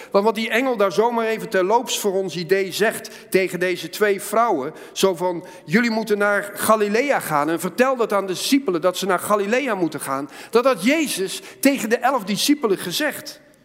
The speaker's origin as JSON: {"language": "Dutch", "country": "Netherlands", "said": "als Nederlanders"}